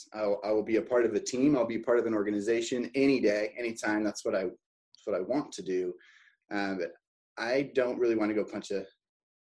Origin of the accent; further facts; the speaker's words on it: Oregon, United States; born and raised in Oregon, Oregonian